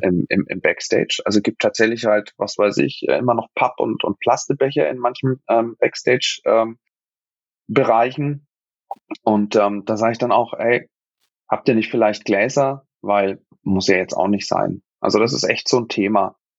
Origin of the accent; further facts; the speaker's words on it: Nuremberg, Bavaria, Germany; ich als, als gebürtiger Nürnberger